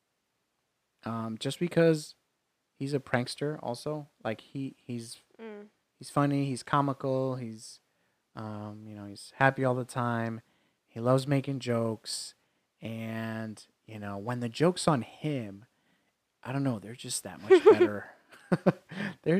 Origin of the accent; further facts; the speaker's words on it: New York, United States; When I was in high school, in growing up in New York